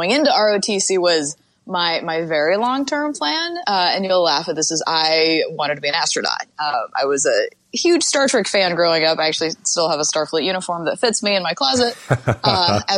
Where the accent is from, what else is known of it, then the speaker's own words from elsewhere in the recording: Utah, United States; I grew up in Utah